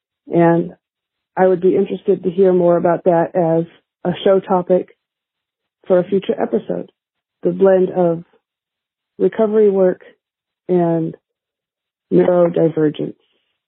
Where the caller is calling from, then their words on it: California, United States; I'm calling from California.